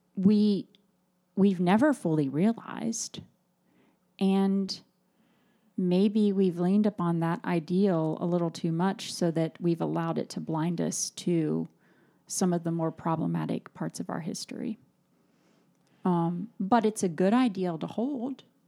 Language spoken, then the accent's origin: English; United States